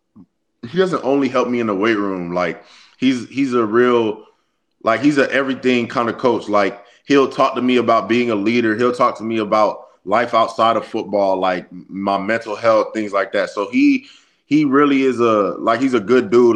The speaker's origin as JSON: {"language": "English", "town": "Austin", "region": "Texas", "country": "United States", "tie": "born or raised there", "moved": "as an adult", "lives_now": "Gainesville, United States", "said": "I'm from Austin, like the campus is like 15 minutes away from my house"}